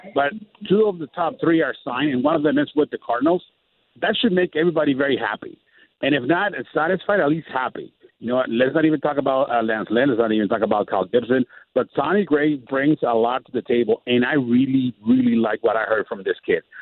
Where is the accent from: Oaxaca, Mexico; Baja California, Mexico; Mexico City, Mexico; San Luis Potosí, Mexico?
Baja California, Mexico; Tijuana; I'm actually in Tijuana, Mexico, my hometown